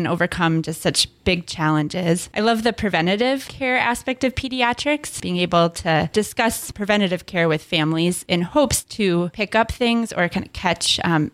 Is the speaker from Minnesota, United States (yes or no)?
yes; Minneapolis–Saint Paul, Minnesota, United States; now in Duluth, United States; I grew up in the Twin Cities